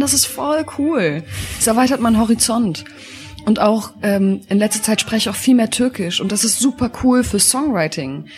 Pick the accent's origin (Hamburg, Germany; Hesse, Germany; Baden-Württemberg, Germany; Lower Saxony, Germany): Lower Saxony, Germany; Hanover; now in Berlin, Germany; Ich komme aus Hannover.